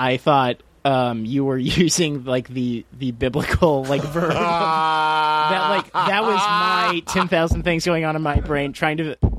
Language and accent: English; Houston, Texas, United States; moved away; going back home I'm from Houston and I was visiting home